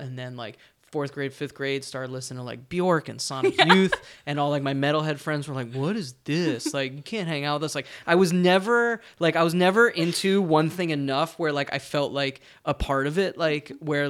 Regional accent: New Jersey, United States; moved away; I'm from New Jersey

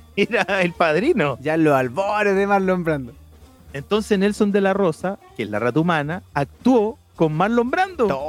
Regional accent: Chile; como un chileno

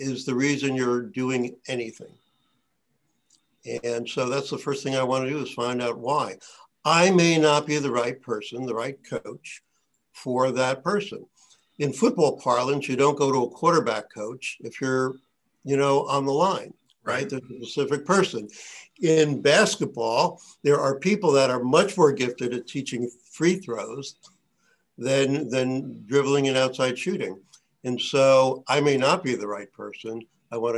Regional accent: Colonia, New Jersey, United States; I grew up in a town called Colonia, New Jersey. I've stayed in New Jersey most of my life

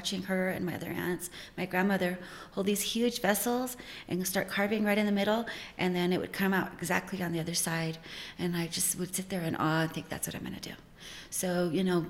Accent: Santa Clara Pueblo, New Mexico, United States; I'm from Santa Clara Pueblo, and I was born in 1969. So I started making pottery as a little girl

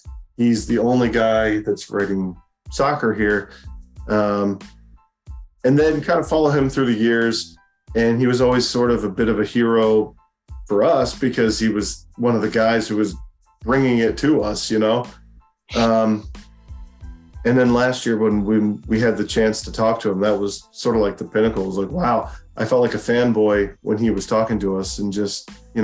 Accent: United States; as an American kids, we know that we didn't get a whole lot of that back then.

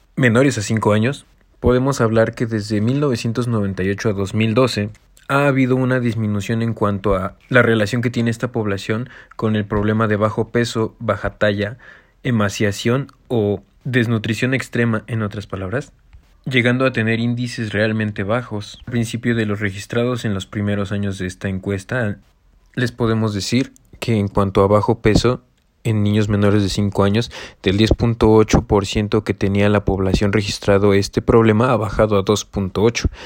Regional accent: Mexico; tenemos como mexicanos

